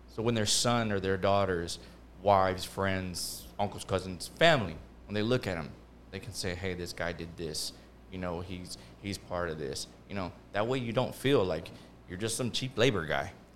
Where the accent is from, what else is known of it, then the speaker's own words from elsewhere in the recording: Houston, Texas, United States; I'm from Houston